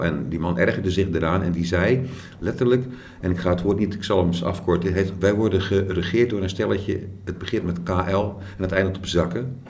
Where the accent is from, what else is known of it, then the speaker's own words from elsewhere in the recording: Krabbendijke, Zeeland, Netherlands; accent: Zeeuws; ik kom van Krandiek.